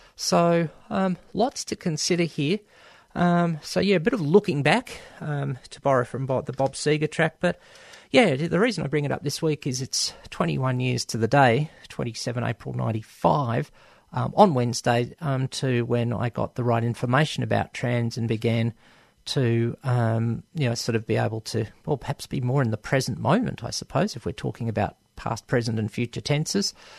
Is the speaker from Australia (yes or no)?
yes; Melbourne, Victoria, Australia; born or raised there